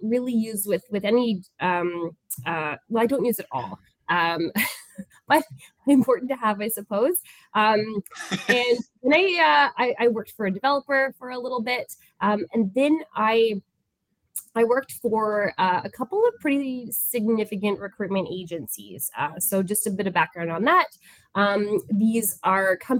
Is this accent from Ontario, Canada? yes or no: yes; Toronto, Ontario, Canada; moved away as an adult; now in Niagara, Canada; I'm from Toronto, and while I live in Niagara now in a normal sized house